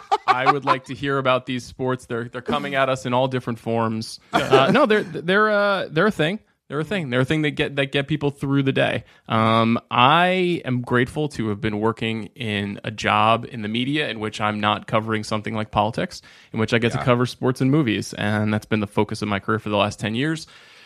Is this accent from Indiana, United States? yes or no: no; Huntington Station, New York, United States; I am from Long Island, New York.